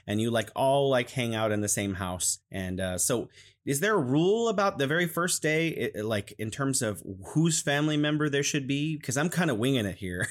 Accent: California, United States; now in Wuhan, China; I'm originally from California, but I'm living in beautiful Wuhan, China.

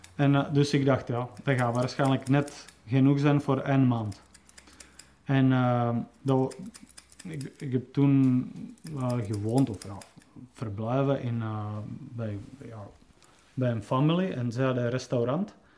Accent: Czechia; moved away; ik kom dan van Tsjechië

